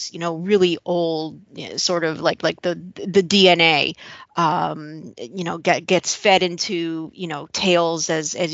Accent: Midwest, United States; I grew up Jewish in the Midwest

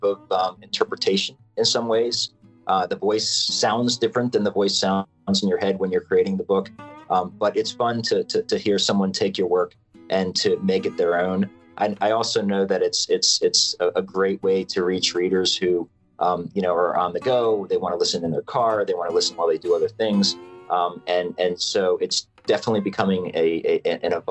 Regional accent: Pasadena, Maryland, United States; now in California, United States; I was growing up as a kid, you know, running around the streets and woods of Pasadena, Maryland

